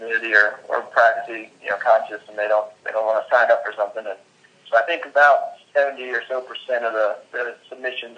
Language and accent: English; Richmond, Virginia, United States; I'm from Richmond, Virginia